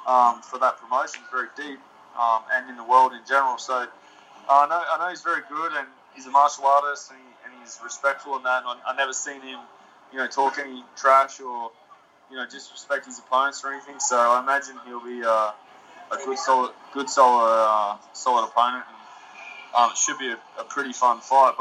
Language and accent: English; Queensland, Australia; I'm from Queensland in Australia